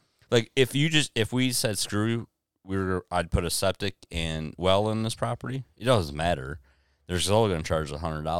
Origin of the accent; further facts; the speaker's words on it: Deerfield, Michigan, United States; moved away as an adult; now in Blissfield, United States; we come from poorer areas. I come from Deerfield.